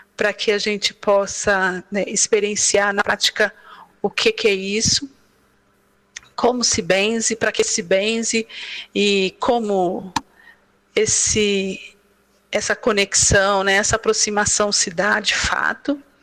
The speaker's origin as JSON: {"language": "Portuguese", "town": "Brasília", "region": "Federal District", "country": "Brazil", "said": "Nós somos de Brasília, Distrito Federal"}